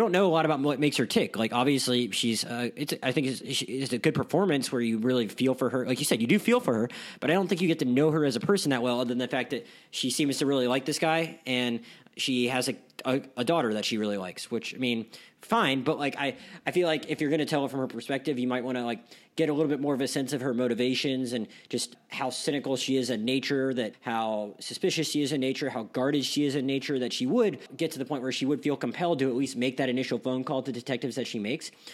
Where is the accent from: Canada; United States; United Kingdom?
United States; Pensacola, Florida; I'm from Pensacola, Florida